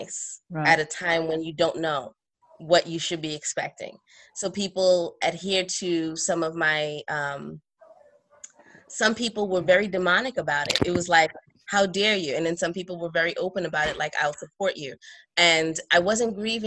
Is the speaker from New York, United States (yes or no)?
yes; New York City, New York, United States; moved away as an adult; also born or lived in Trinidad and Tobago; now in North Carolina, United States; although I'm Trinidadian, I grew up in Brooklyn.